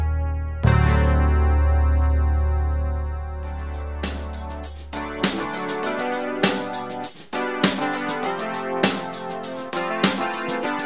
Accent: New Mexico, United States; I come from New Mexico

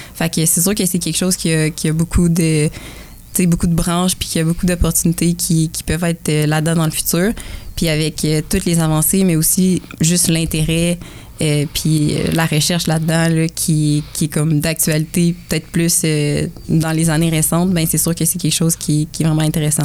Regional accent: Kingsey Falls, Quebec, Canada; now in Sherbrooke, Canada; je viens du petit village de Kings Falls, dans, les, dans les bois francs

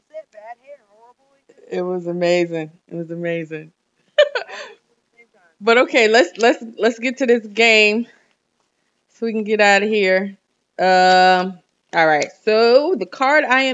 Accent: New York, United States; I'm from New York

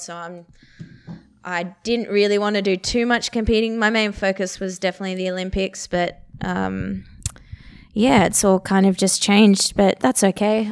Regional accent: Perth, Western Australia, Australia; I grew up in Perth

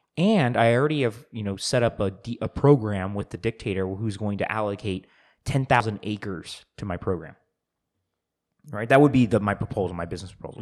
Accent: United States; I'm an American

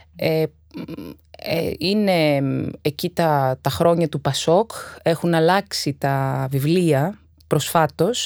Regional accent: Athens, Attica, Greece; also born or lived in Egaleo / Naxos (father's island); Γεννήθηκα στο Εγάλεο και δύο χρονών μετακομίσαμε σε, στη Νέα Φιλαδέλφια

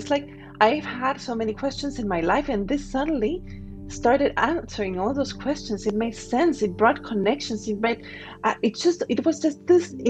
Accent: Guatemala; moved away; also born or lived in Spain / United States / France / Singapore; I'm originally from Guatemala, and at some point I was living in Spain

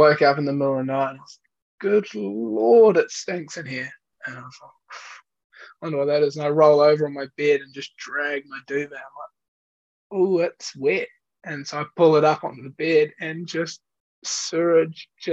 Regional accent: Eastbourne, Wellington, New Zealand; also born or lived in Cambridge, England; when I was five, we moved to New Zealand to Eastbourne in Wellington, which is just surrounded by water.

